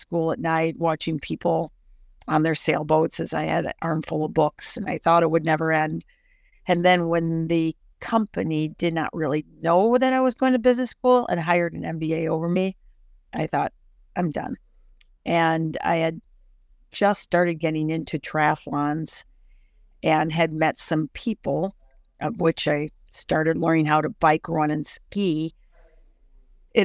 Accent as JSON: {"language": "English", "town": "Barrington", "region": "Illinois", "country": "United States", "tie": "born or raised there", "also_born_or_lived": "Durham, North Carolina / Evanston, Illinois", "moved": "yes", "said": "I am from Barrington."}